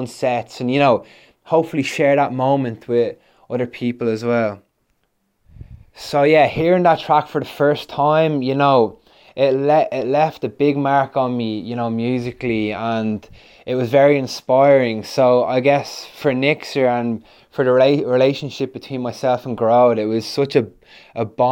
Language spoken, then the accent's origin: English; Ireland; now in London, United Kingdom; we're an Irish duo who make tunes remotely. I'm based in London